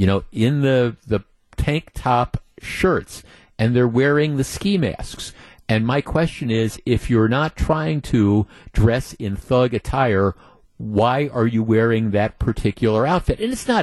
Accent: Muskego, Wisconsin, United States; Jeff, I'm from Muskego.

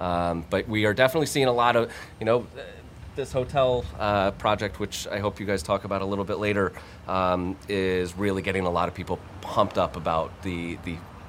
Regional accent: Northern Virginia, United States; now in Flemington, United States; I grew up in Northern Virginia.

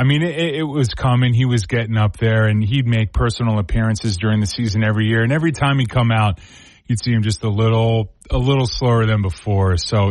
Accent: Ohio, United States; growing up in Ohio

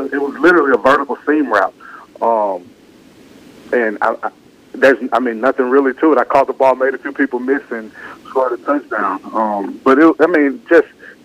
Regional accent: Mississippi, United States; Growing up in Mississippi

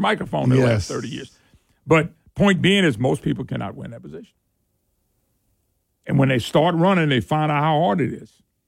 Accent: Baton Rouge, Louisiana, United States; I grew up in Baton Rouge

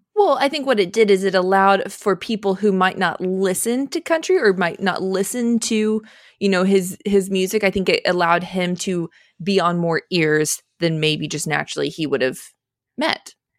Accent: Phoenix, Arizona, United States; moved away; also born or lived in Texas; I grew up in Phoenix

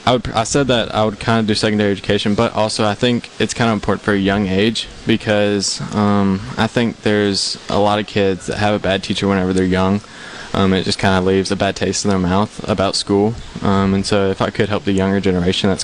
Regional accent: Gulfport, Mississippi, United States; I was born in Gulfport.

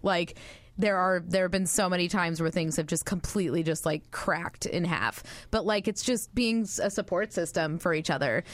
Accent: Northern California, United States; moved away as an adult; I'm from Northern California, born and raised

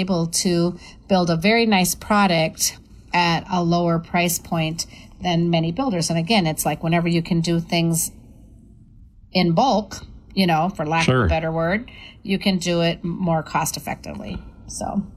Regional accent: Wabasha, Minnesota, United States; I'm the chair of the housing committee over in Wabasha, my hometown.

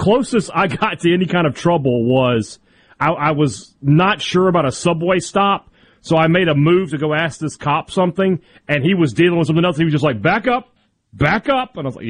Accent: Mississippi, United States; growing up in Mississippi, you know, not the richest kid

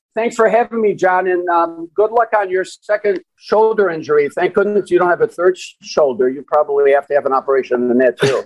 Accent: Chicago, Illinois, United States; I was born and raised in Chicago

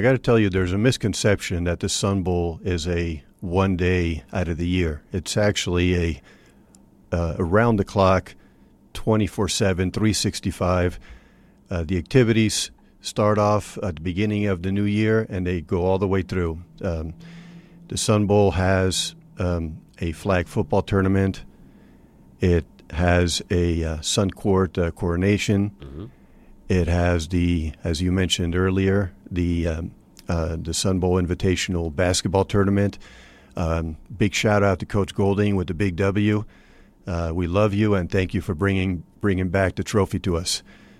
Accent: Venezuela; moved away as an adult; also born or lived in Brazil / Mexico City, Mexico; now in United States; I grew up mostly in Latin America. I was raised in Venezuela and Brazil, Mexico City.

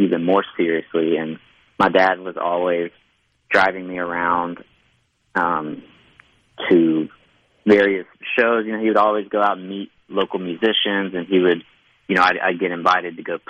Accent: Hattiesburg, Mississippi, United States; moved away as an adult; now in Nashville, United States; I grew up in Hattiesburg. I was there from the time I was born until I was 22.

